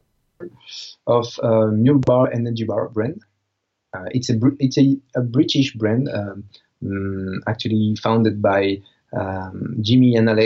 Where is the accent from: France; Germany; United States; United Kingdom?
France; Marseille, Provence-Alpes-Côte d'Azur; in Marseille, in my hometown